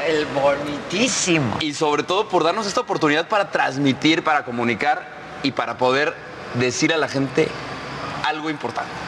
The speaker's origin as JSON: {"language": "Spanish", "region": "Guanajuato", "country": "Mexico", "tie": "born or raised there", "said": "yo crecí en Guanajuato capital"}